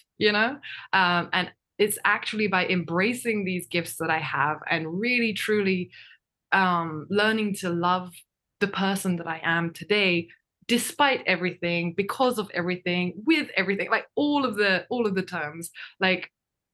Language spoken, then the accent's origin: English; Wajima, Ishikawa, Japan; first language Japanese; I'm born and raised in Japan, but I'm English